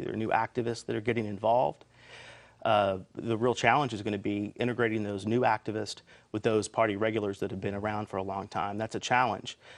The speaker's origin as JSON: {"language": "English", "town": "Elizabethtown", "region": "Kentucky", "country": "United States", "said": "I'm from Elizabethtown, I live in Elizabethtown"}